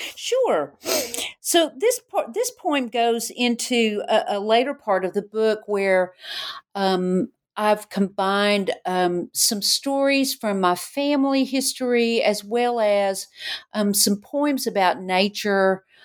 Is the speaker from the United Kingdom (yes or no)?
no; Knoxville, Tennessee, United States; growing up in Knoxville.